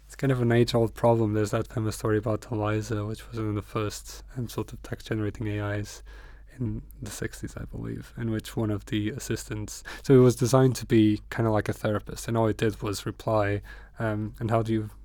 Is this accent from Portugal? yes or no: yes; Porto, Norte, Portugal; English is a second language; moved away as an adult; now in Newcastle, United Kingdom; it reminds me of my hometown a lot. I come from Porto